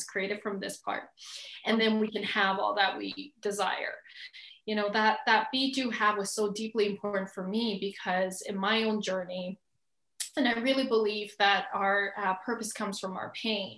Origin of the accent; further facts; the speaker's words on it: Edmonton, Alberta, Canada; also born or lived in Calgary; I was born in Calgary, actually, which is 3 hours from Edmonton, 3 hours south. And I think most people know where Calgary is. It's close to Rocky Mountains, Banff, Canada. And I was born there, but I was pretty much raised in Edmonton since I was four